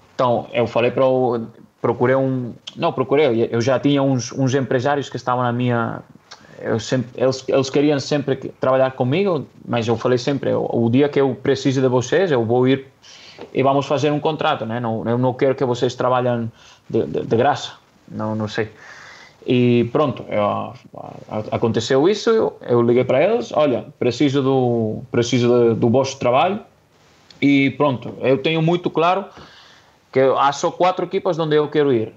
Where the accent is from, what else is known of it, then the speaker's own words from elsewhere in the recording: Catalonia, Spain; Portuguese is a second language; moved away as an adult; now in Portugal; eu sou catalão